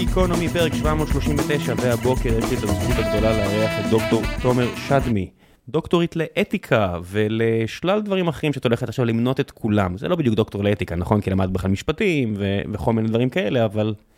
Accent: Israel; כישראלים יהודים

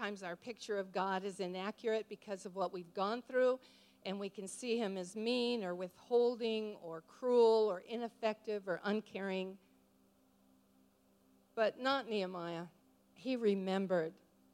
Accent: Montana, United States; moved away; also born or lived in New Zealand; I'm a grandma from Montana

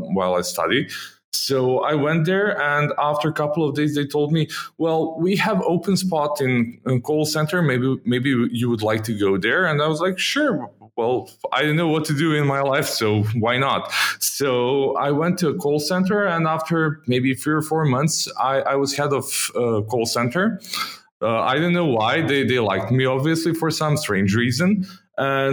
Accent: Belgrade, Serbia; I grew up in Belgrade, Serbia, and most of my childhood I was here.

